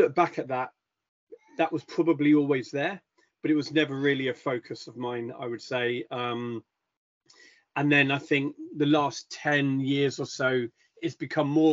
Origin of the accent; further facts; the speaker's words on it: Epsom, South East England, United Kingdom; also born or lived in Caribbean / London; I grew up in London/Surrey, so in and around the Epsom area, and Wimbledon area, went to school down that way